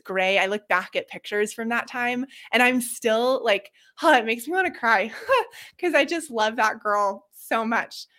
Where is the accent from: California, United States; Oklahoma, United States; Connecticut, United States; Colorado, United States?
Colorado, United States; Boulder; also born or lived in Seattle; I grew up in Boulder, kind of right at the edge of open space